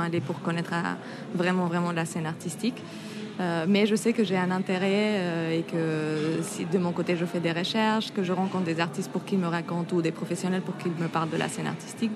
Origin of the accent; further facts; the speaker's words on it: Mexico; moved away as an adult; now in Paris, France; je viens du Mexique